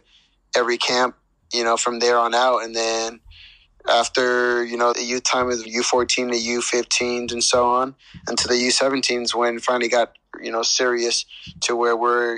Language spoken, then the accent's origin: English; Palmdale, California, United States; I grew up mostly in Palmdale, California.